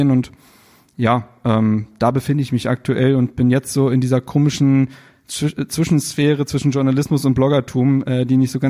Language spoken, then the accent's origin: German; Berlin, Germany; moved away as an adult; Ich bin richtiger Berliner, in Reinickendorf aufgewachsen und bis ich 21 war in Berlin gelebt und ja, wie gesagt, also richtiger Berliner